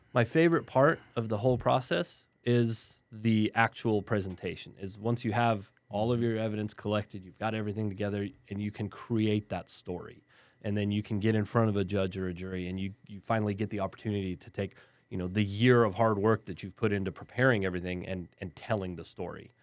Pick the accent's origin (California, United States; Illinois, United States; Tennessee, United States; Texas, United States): Texas, United States; El Paso; moved away; also born or lived in Germany / Southern New Mexico / San Antonio; I grew up in West Texas in El Paso